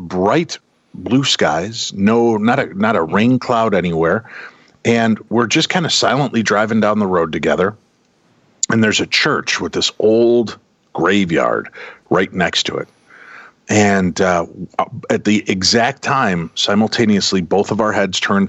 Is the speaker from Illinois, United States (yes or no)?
yes; Chicago, Illinois, United States; I grew up in the Chicagoland area